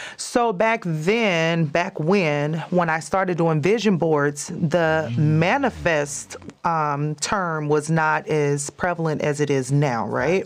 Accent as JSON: {"language": "English", "town": "Chicago", "region": "Illinois", "country": "United States", "tie": "born or raised there", "also_born_or_lived": "California / Texas / Las Vegas", "moved": "yes", "said": "That's where I grew up in Chicago"}